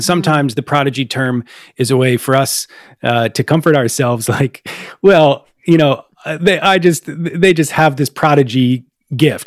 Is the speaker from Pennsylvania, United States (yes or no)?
yes; Upper Darby, Pennsylvania, United States; my hometown of Upper Darby, Pennsylvania, outside of Philadelphia